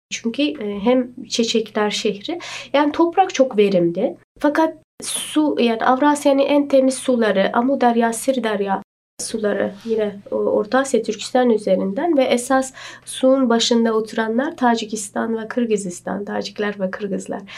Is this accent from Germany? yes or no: no; Shahrisabz, Qashqadaryo Region, Uzbekistan; moved away as an adult; also born or lived in Istanbul, Turkey; now in Turkey; ben e, Şahrisabzliyim